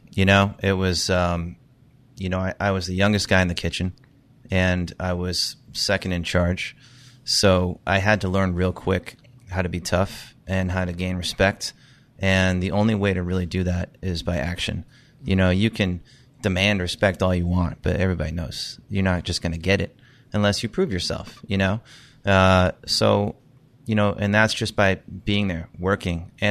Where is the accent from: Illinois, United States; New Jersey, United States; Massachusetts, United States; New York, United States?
Massachusetts, United States; South Shore of; moved away as an adult; also born or lived in Los Angeles / Fort Myers, Florida / Manchester, New Hampshire; I'm from the South Shore of Massachusetts. All right. So always kind of being in Boston, growing up in the area.